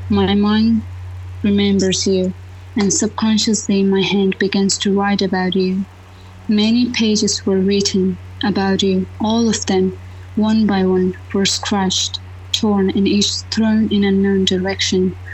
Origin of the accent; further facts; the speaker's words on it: Afghanistan; English is a second language; moved away as an adult; So living in a, uh, my home country and then just left my home country and then go abroad. So it was completely odd for me. You know that always living as a woman in Afghanistan always is, it has their own challenges, right?